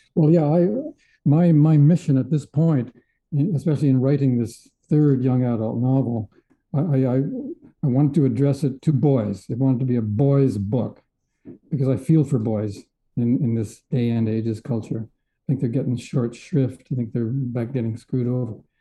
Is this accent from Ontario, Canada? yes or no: no; Edmonton, Alberta, Canada; moved away; also born or lived in Vancouver; I was from Edmonton. I was a prairie boy.